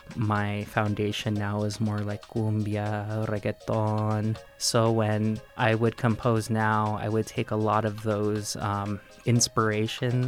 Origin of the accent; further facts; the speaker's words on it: Tucson, Arizona, United States; I was born and raised in Tucson, Arizona, in Barrio Centro